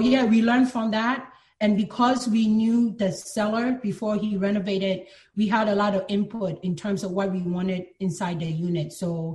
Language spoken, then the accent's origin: English; Philadelphia, Pennsylvania, United States; also born or lived in Ghana; now in New York, United States; I was born in Ghana, but my family moved to the U.S. when I was very young to Philadelphia, so that's where I grew up.